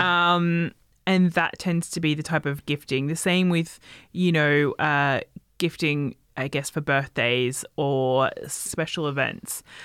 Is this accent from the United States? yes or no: no; Australia; where I grew up in Australia, we had a lot of like Chinese presence